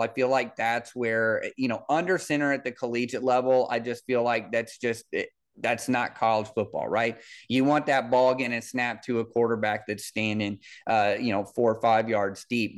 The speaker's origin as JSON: {"language": "English", "town": "Kansas City", "country": "United States", "tie": "born or raised there", "said": "I'm from Kansas City."}